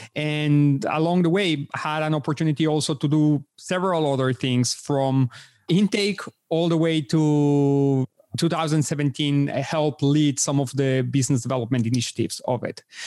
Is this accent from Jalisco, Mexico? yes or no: no; Mexico City, Mexico; moved away; I was born and raised in Mexico City